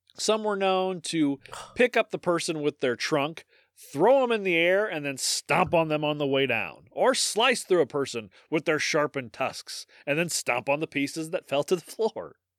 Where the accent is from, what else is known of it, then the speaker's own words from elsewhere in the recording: Midwest, United States; accent: Midwestern; I am an American podcast host